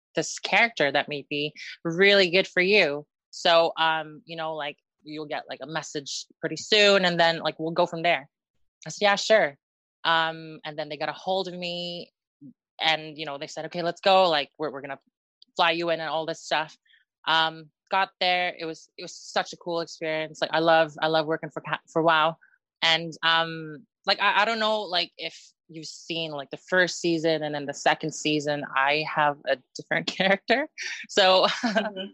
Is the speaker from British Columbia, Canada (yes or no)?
no; Northwest Territories, Canada; also born or lived in Philippines / United States; now in Wales, United Kingdom; I was born in the Philippines and then okay. my family, yeah, my family um immigrated to Canada. Um okay. in Northwest Ter- yeah, in Northwest Territories